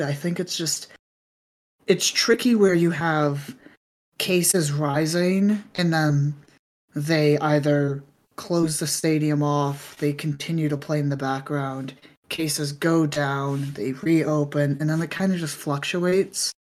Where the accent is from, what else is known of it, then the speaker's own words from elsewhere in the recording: New York City, New York, United States; moved away; also born or lived in Northern California; I grew up in New York City, lived in Northern California for a bit